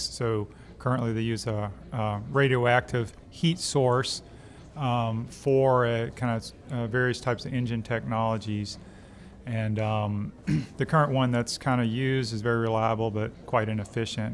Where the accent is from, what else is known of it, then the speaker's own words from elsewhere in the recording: Alexandria, Louisiana, United States; also born or lived in Arkansas / Indiana; now in Baton Rouge, United States; I'm from Louisiana, uh, Alexandria originally